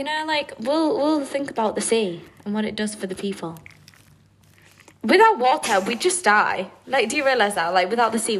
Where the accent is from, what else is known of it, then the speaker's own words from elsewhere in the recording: England, United Kingdom; we're both from England